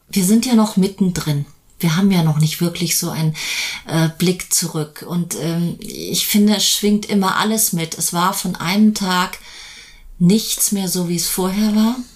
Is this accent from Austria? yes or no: no; Italy; born there; Ähm, also erstens bin ich in Italien geboren